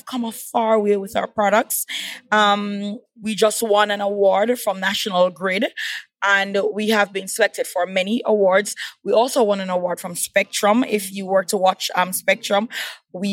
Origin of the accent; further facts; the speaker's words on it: Kingston, Jamaica; accent: Patois; moved away as an adult; also born or lived in Montego Bay, Jamaica; now in United States; I represent the island of Jamaica. Yes, that's where I'm from. And as I was telling Karen earlier, that I've been moving all over Jamaica because I was born in Kingston. And after my first year of college, I migrated to Montego Bay